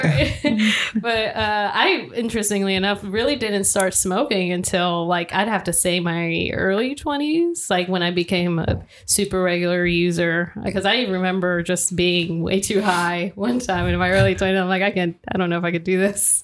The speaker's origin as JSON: {"language": "English", "area": "Atlanta area", "region": "Georgia", "country": "United States", "said": "we're from the Atlanta area, Georgia"}